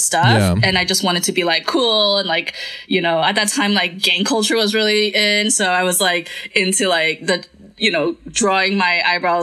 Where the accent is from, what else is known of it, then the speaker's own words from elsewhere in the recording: Santa Cruz de la Sierra, Santa Cruz, Bolivia; now in United States; I grew up in the Full Assembly in Santa Cruz